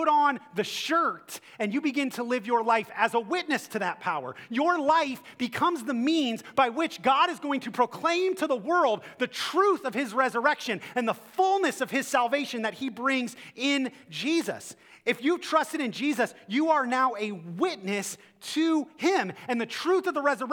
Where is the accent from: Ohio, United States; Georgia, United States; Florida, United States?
Ohio, United States; Akron; I'm from Akron